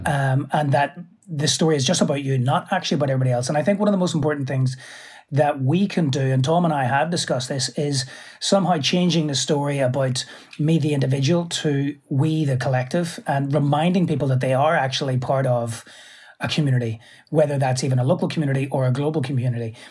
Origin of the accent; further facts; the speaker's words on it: Belfast, Northern Ireland, United Kingdom; moved away as an adult; also born or lived in New York; I'm from Belfast